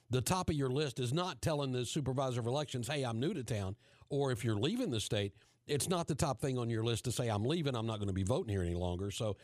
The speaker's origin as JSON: {"language": "English", "region": "West Virginia", "country": "United States", "moved": "yes", "lives_now": "Florida, United States", "said": "I'm from West Virginia"}